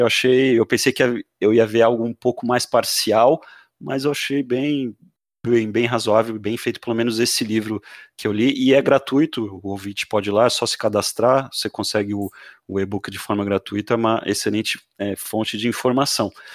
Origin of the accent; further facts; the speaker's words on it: Santos, São Paulo, Brazil; now in Florianópolis, Brazil; Eu já morei um tempo em São Paulo, sou de Santos